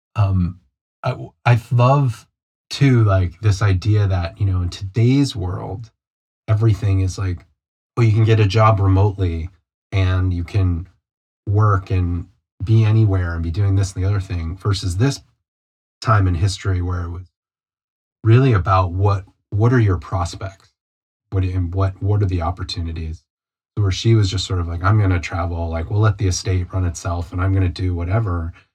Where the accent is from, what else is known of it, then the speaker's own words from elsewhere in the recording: United States; me and you being American